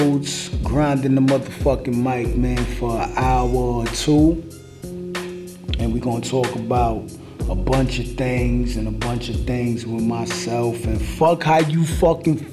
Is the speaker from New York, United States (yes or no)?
yes; New York City, New York, United States; We broadcasting out of the borough of Queens. I'm from Brooklyn